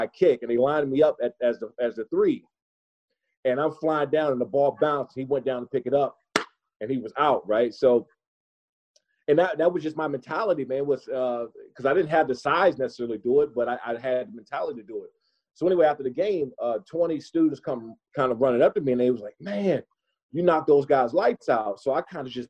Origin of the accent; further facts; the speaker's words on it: Prince George's County, Maryland, United States; also born or lived in Washington, D.C.; I was born in Washington, D.C., and I grew up in Prince George's County, Maryland.